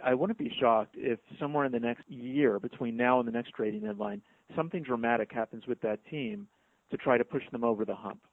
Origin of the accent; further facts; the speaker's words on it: New York, United States; as a New Yorker